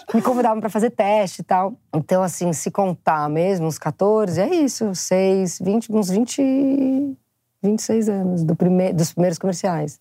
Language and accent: Portuguese; São Paulo, Brazil; eu sou muito paulista